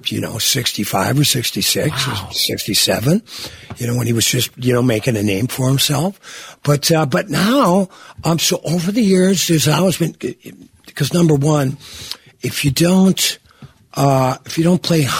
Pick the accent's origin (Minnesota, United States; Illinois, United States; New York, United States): Minnesota, United States; Virginia; moved away; The main street of Virginia, my hometown, 1976, there were 16,000 people that lived in town